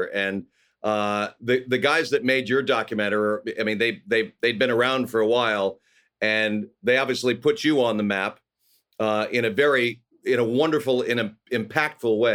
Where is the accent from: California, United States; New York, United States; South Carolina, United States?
California, United States; Los Angeles; I grew up here in Los Angeles. I'm a rare bird. I'm an actual Angeleno